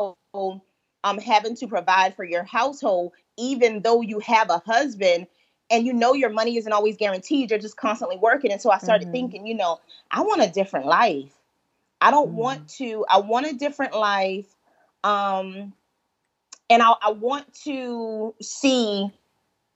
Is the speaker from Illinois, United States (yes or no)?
no; Holly Hill, South Carolina, United States; also born or lived in Georgetown, South Carolina; from Holly Hill, South Carolina